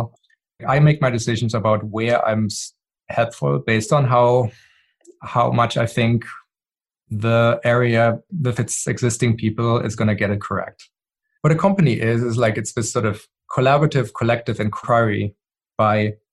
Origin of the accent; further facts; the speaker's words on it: Germany; moved away; I grew up in Germany